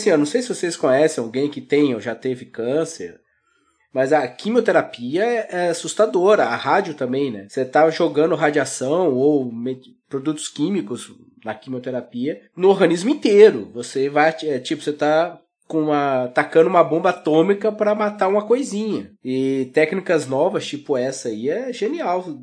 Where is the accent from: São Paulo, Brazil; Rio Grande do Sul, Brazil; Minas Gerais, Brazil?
Minas Gerais, Brazil; moved away; Eu e o Ravi somos de fora do, do estado, né? Eu sou de Minas e o Ravi Via da Bahia, então quer dizer, já tem. Mas eu tô aqui há mais de 15 anos, eu já tô esquecendo as palavras originais.